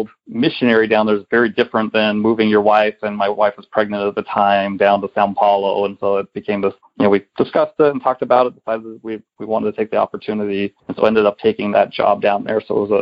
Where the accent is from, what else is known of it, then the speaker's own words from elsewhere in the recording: the West, United States; moved away; also born or lived in Michigan; I was from the West